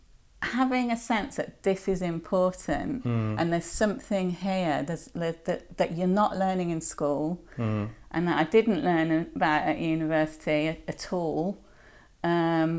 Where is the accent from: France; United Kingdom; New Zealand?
United Kingdom; Birmingham, West Midlands; I grew up in Birmingham